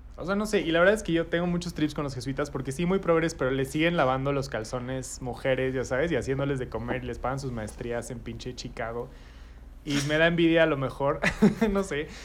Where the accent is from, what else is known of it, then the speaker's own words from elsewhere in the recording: Mexico; nacimos y crecimos en México